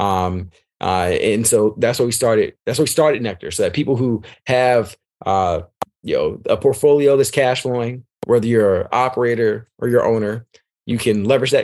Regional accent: Atlanta, Georgia, United States; I'm from Southwest Atlanta

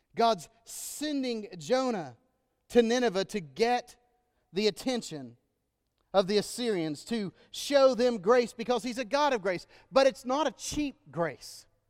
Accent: Texas, United States; moved away; I'm from Texas, our home state

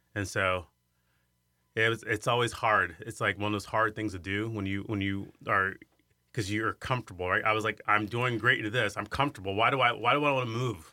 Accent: Iowa, United States; also born or lived in Chicago; I grew up in, in this small little town, and it was a town of about six hundred people

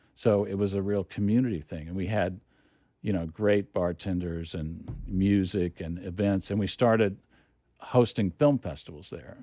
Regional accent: Oklahoma City, Oklahoma, United States; moved away as an adult; also born or lived in Austin, Texas / New York; now in Los Angeles, United States; I grew up in Oklahoma City

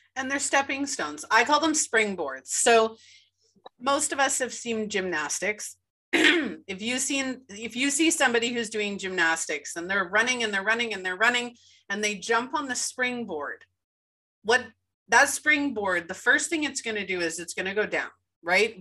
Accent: Winnipeg, Manitoba, Canada; born or raised there

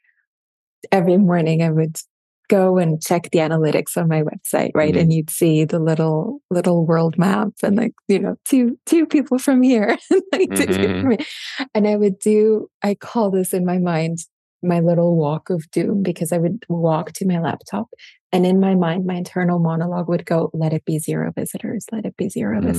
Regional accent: Switzerland; first language German; English is a second language; German is my first language. And then my household growing up, my parents, my dad is from Morocco. My mom is from Sicily. They met in London. I was born in Switzerland

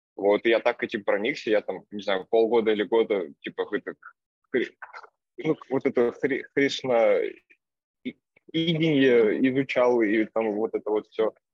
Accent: Vologda, Vologda Oblast, Russia; now in Saint Petersburg, Russia; я из Вологды, сейчас живу в Питере

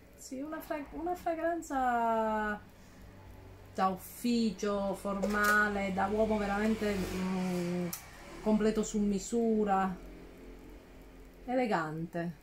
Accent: Calabria, Italy; vengo dalla Calabria

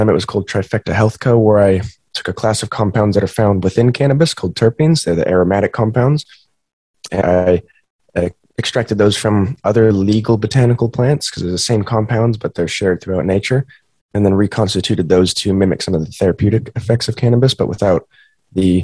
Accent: Montana, United States; moved away; Growing up in Montana

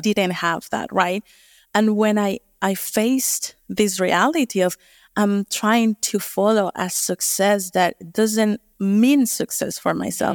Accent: Colombia; moved away as an adult; also born or lived in United States; now in New Zealand; I'm originally from Colombia

